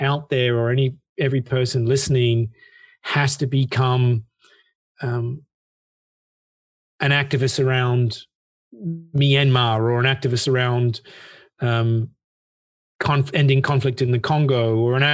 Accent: Australia; I come from Australia, so it's high school certificate in Australia

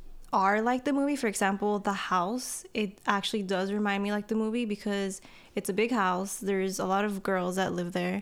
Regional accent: Corona, California, United States; moved away as an adult; also born or lived in Santa Ana, California; now in San Diego, United States; I'm from Santa Ana, but I grew up in Corona, Norco area

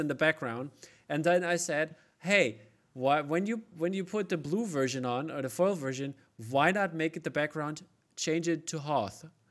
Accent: Germany; I'm from East Germany

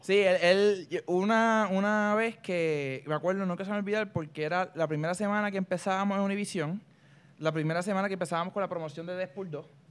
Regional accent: Puerto Rico; Yo soy el primer puertorriqueño oficial

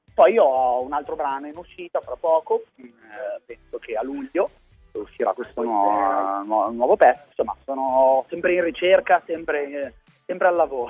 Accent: Milan, Lombardy, Italy; also born or lived in Palermo; sono di Milano, anche se in realtà sono nato a Palermo, però sono milanese adottato da tutta la vita fondamentalmente

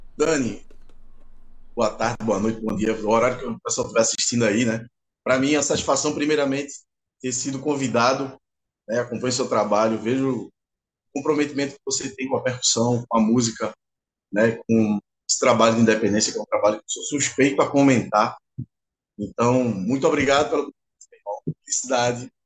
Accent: Recife, Pernambuco, Brazil; sou aqui de Recife

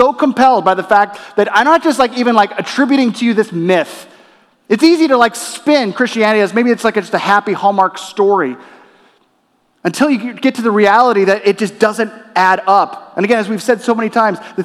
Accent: Torrance, California, United States; also born or lived in La Crescenta, California; my family, we moved from La Crescenta, California to Torrance, California. And within Torrance, we were in the Los Angeles Unified School District

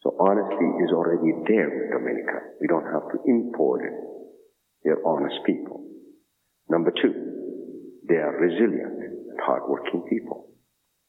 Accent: Ethiopia; moved away; I'm from Ethiopia

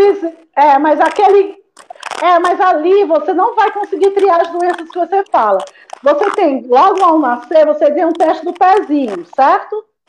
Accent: Fortaleza, Ceará, Brazil; moved away as an adult; also born or lived in Ribeirão Preto / São Paulo; se eu ficava em São Paulo ou se eu voltava para Fortaleza, porque eu sou cearense

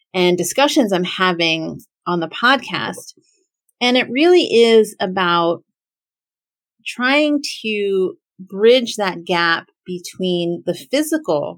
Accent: United States; I am as a Filipina American who is an American born person, born to immigrant parents

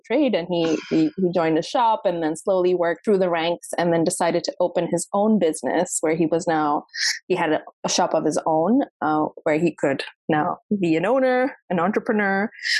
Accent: Hong Kong; I was born and raised in Hong Kong in 1986.

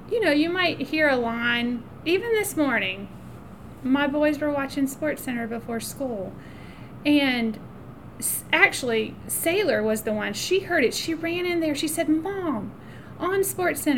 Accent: about an hour from Wilmington, North Carolina, United States; now in Greenville, United States; Wilmington, North Carolina, which is about an hour from where I grew up

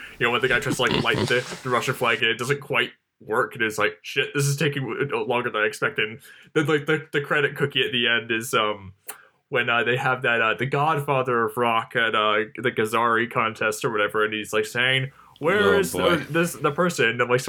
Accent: London, United Kingdom; How, like, when I was growing up in London, I would walk by, like, this factory and I could, like, taste, like, the metal in my mouth and everything from it.

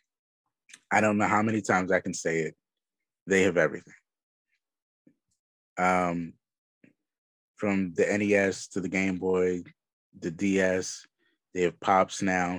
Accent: Philadelphia, Pennsylvania, United States; I'm from Philly

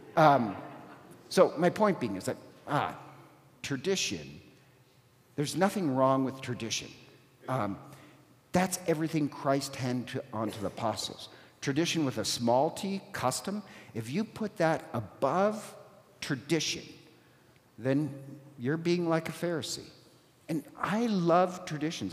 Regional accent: Ireland; I'm Irish

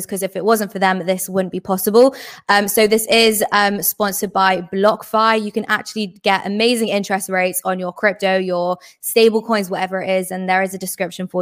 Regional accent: England, United Kingdom; I'm English

